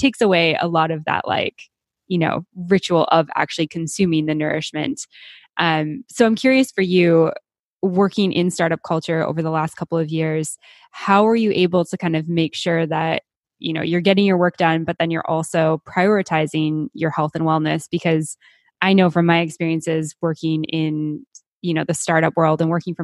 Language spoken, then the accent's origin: English; Canada; also born or lived in Mexico; now in Panama; being Canadian